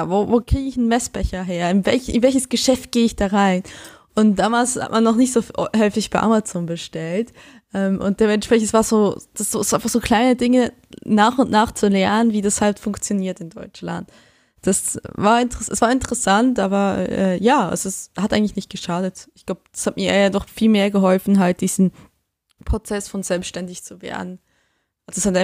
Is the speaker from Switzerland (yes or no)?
yes; Switzerland; also born or lived in Essen, Germany; nicht so wie in der Kleinstadt, wo ich aufgewachsen bin in der Schweiz